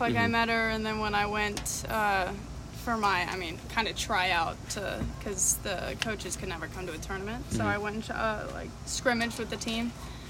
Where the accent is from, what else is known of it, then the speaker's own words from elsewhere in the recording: Atlanta, Georgia, United States; Right now I'm interning at a physical therapy clinic in Atlanta. Born and raised in Atlanta, haven't really moved anywhere else